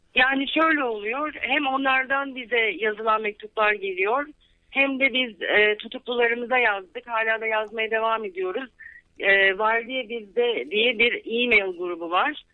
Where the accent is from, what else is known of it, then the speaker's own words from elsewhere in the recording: İzmir, Turkey; moved away as an adult; also born or lived in Ankara, Turkey; now in Los Angeles, United States; Ben 1970 yılında İzmir'de doğdum. Sonra üniversite için Ankara'ya gittim.